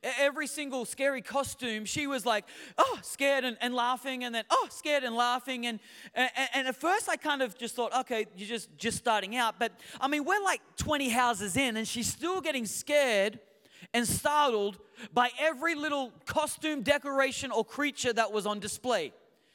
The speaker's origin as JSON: {"language": "English", "town": "Newcastle", "region": "New South Wales", "country": "Australia", "moved": "as an adult", "lives_now": "United States", "said": "Being an Aussie, coming from Newcastle"}